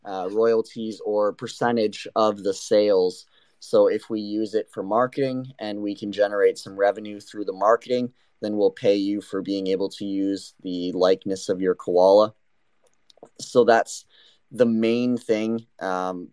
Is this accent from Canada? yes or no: yes; Canada; I am born and raised in Canada